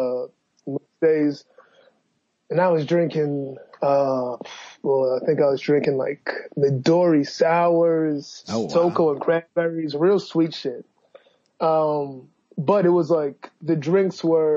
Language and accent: English; Boston, Massachusetts, United States; now in New York, United States; I'm from Boston, Dorchester, Mass.